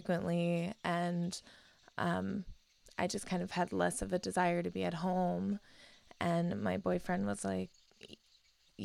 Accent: Cincinnati, Ohio, United States; also born or lived in London, England; I was born in London, England, in Northwest London, and I was raised in Cincinnati, Ohio, right on the Ohio River

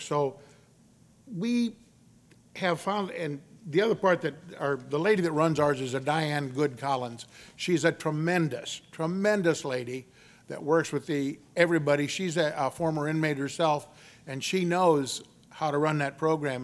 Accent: Victoria, Texas, United States; also born or lived in Corpus Christi, Texas; I was born in Corpus Christi, Texas, but I was raised the majority of my youth in Victoria, Texas

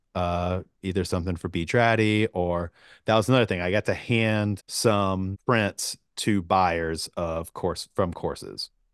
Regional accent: Georgia, United States; I grew up in Georgia

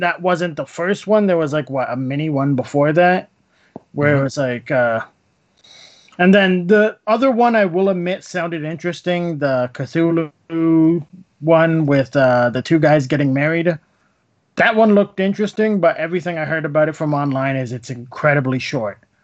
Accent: Canada; since we're Canadian

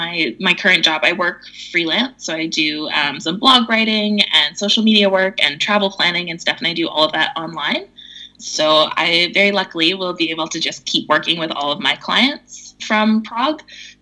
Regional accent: Vancouver, British Columbia, Canada; We're from Vancouver, which is pretty high cost of living.

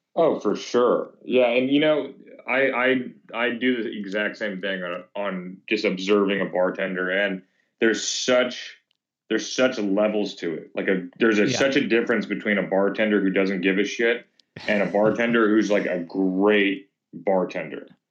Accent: Thousand Oaks, California, United States; also born or lived in Venice, Los Angeles / Houston / North Hollywood / West LA; now in Ventura, United States; grew up in Thousand Oaks

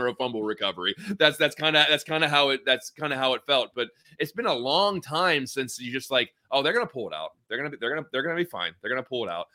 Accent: near Pittsburgh, Pennsylvania, United States; moved away; I grew up near Pittsburgh

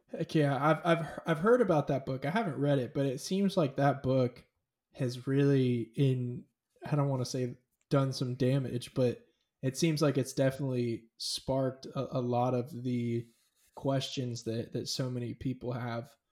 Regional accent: California, United States; I grew up in California. I was raised in California.

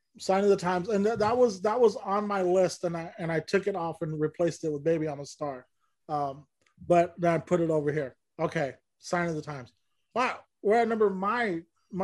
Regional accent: Bakersfield, California, United States; we're both from Bakersfield

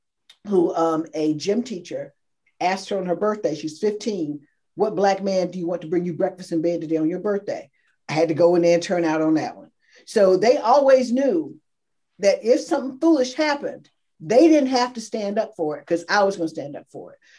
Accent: North Carolina, United States; I grew up in North Carolina

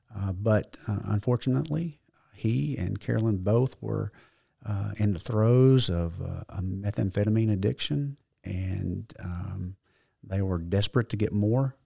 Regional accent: Leachville, Arkansas, United States; also born or lived in Paragould, Arkansas / Jonesboro, Arkansas / Little Rock, Arkansas; My mother, brother, and I moved in with my grandmother in Leachville, so I grew up in Mississippi County

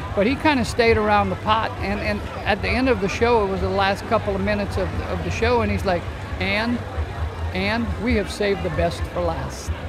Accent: Cajun, Louisiana, United States; We're Cajun people

